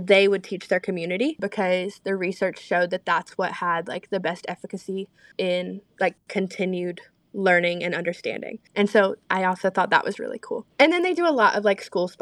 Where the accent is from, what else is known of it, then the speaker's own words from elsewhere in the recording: Lincolnton, North Carolina, United States; I'm from Lincolnton, North Carolina, so Lake Norman area